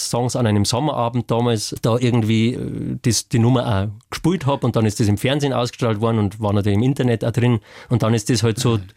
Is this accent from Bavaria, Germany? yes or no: yes; Bavaria, Germany; also ich bin äh, laut Pass in Oberbayern geboren, beide Eltern sind Oberbayern tatsächlich, aber weil das so grenznah war, haben sie dann äh